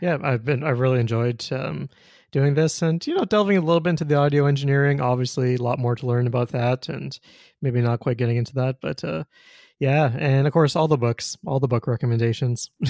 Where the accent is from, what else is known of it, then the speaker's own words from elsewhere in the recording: Winnipeg, Manitoba, Canada; also born or lived in Ontario; now in Saskatoon, Canada; I'm from Winnipeg originally, but lived in Ontario for twelve years